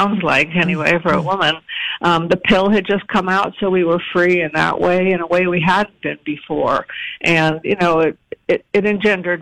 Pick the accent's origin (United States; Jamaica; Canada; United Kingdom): United States; Providence, Rhode Island; I was born in Providence.